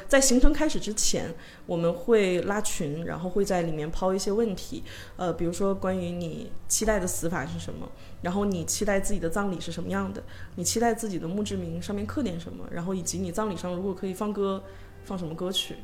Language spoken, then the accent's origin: Chinese; Northeast China, China; 这可能因为我是东北 有 人的原因